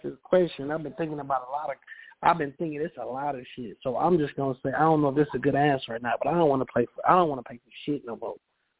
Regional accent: Cleveland, Ohio, United States; also born or lived in Atlanta; I'm a Cleveland nigga, but I'm calling from Atlanta.

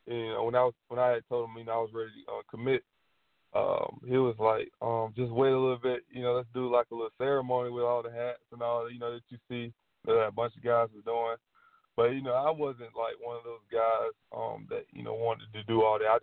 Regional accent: South Carolina, United States; my home state

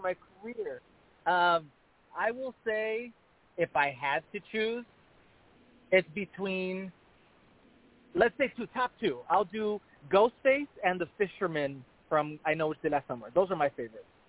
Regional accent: El Paso, Texas, United States; moved away as an adult; also born or lived in Las Vegas; I started off at my hometown in El Paso, Texas

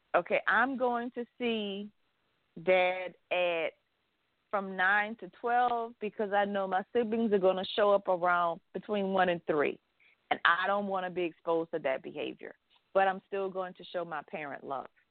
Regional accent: the South, United States; I grew up in the South

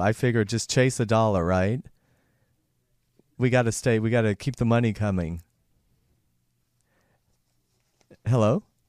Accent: Athens, Georgia, United States; moved away; also born or lived in Hollywood, California; I'm originally from Georgia

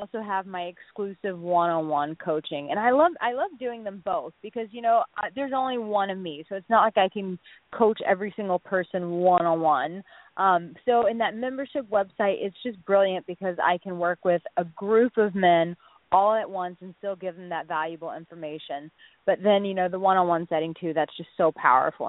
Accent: Texas, United States; I'm from Texas

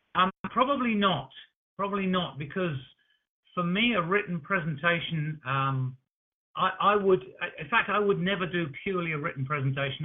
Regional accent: New Zealand; we're from New Zealand

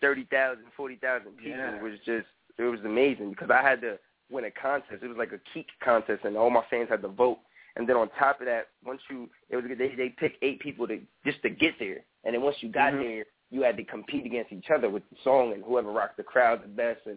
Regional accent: New York, United States; I'm from New York

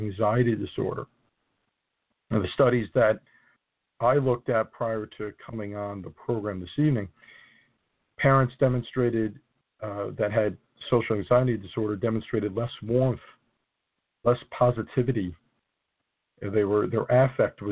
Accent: New Jersey, United States; mostly in the northern part of my home state

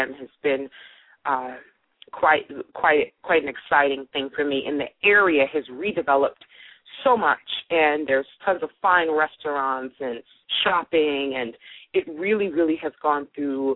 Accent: Brooklyn, New York, United States; I grew up in Brooklyn in a brownstone

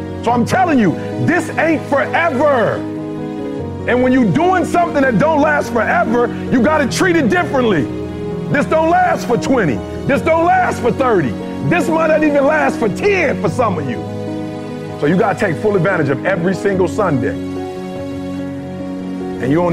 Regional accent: Detroit, Michigan, United States; also born or lived in Chicago; I'm from Chicago originally, grew up in Detroit

